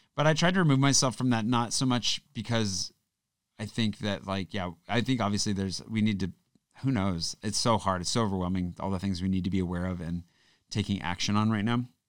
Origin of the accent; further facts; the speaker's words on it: United States; moved away as an adult; now in France; growing up in the States